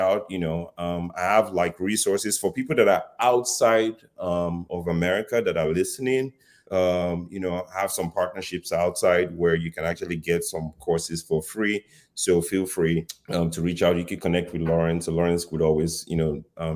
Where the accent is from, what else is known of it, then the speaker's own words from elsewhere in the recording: Nigeria; moved away; I grew up in Africa, you know, in Nigeria, to be specific